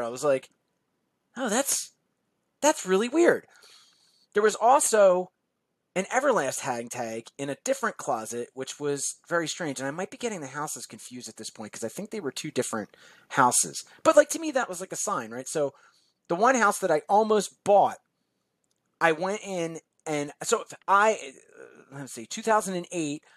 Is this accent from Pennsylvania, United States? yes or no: yes; Philadelphia, Pennsylvania, United States; also born or lived in South Jersey, New Jersey; now in New Jersey, United States; I grew up in South Philadelphia and South South Jersey at the same time